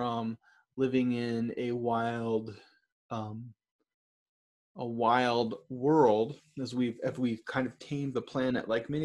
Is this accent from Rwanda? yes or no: no; Michigan, United States; I'm from Michigan